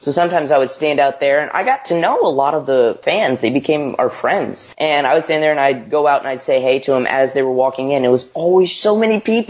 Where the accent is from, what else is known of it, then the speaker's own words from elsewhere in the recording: Nashville, Tennessee, United States; I grew up born and raised in Nashville, Tennessee